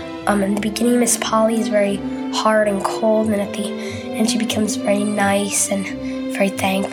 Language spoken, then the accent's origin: English; Connecticut, United States; I'm 10 and from Connecticut.